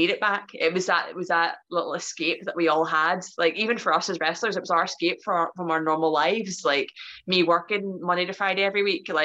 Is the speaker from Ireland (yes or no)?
yes; Ireland; I'm Irish, so I, I, I, just like I'll talk for days, so you have to cut me off at some point.